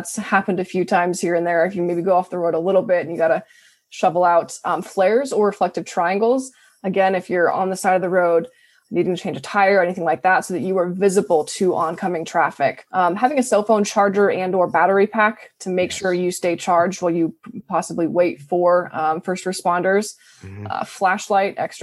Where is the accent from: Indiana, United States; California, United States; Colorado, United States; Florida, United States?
Colorado, United States; moved away; I come from Colorado